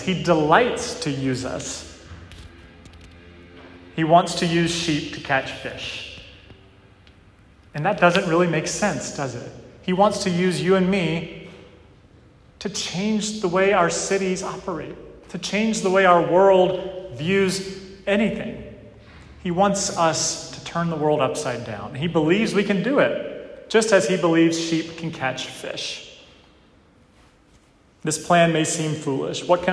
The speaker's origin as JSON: {"language": "English", "region": "Western North Carolina", "country": "United States", "tie": "born or raised there", "moved": "yes", "said": "Where I grew up in Western North Carolina, it's known as one of the best fly fishing parts of the country"}